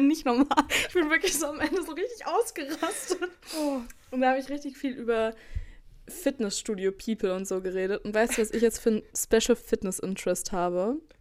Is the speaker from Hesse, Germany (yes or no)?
no; Berlin, Germany; ich komme zwar aus Berlin